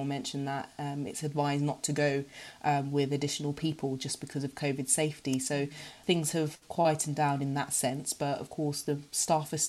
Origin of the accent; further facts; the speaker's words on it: Ghana; I'm from Ghana